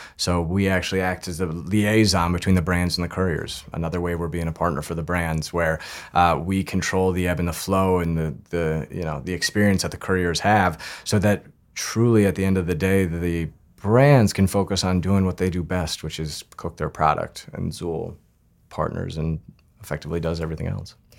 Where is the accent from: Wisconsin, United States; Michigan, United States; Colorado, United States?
Colorado, United States; Northern; now in New York City, United States; I grew up in Northern Colorado